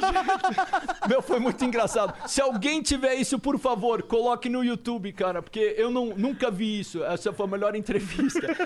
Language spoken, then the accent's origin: Portuguese; São Paulo, Brazil; first language English; moved away; also born or lived in New York; eu sou brasileiro, cara. São Paulo, sabe? E minha família é daqui